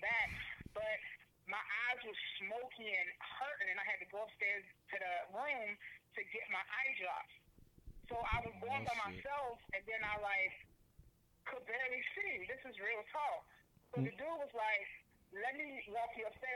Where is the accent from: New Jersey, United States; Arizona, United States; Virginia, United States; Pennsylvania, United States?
Virginia, United States; moved away as an adult; now in Florida, United States; I moved to Florida recently, by the way, but I'm still from Virginia